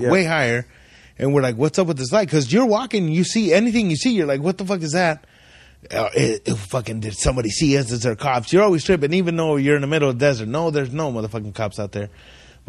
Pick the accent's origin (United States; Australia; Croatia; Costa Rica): United States; Ridgecrest, California; we grew up in Ridgecrest my whole life. I grew up in this little ass town